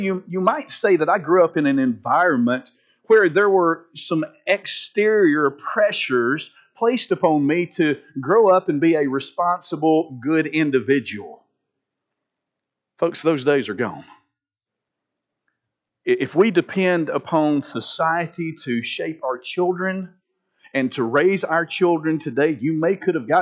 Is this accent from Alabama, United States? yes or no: yes; Linden, Alabama, United States; Years ago, growing up in Linden